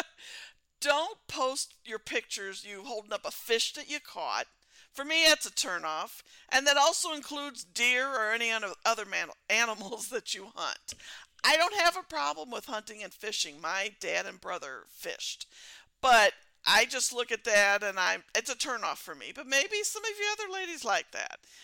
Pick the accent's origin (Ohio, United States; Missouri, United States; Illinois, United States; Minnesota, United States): Missouri, United States; I'm from Missouri and we're known as the show me state